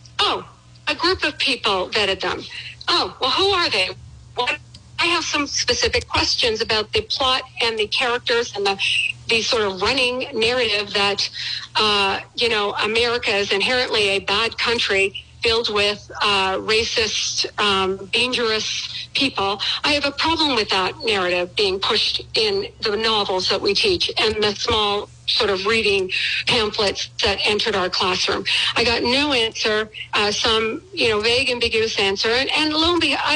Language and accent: English; Canada; moved away as an adult; now in United States; I was raised in Canada. I became an American citizen over 30 years, you know, a long time ago. I moved to this country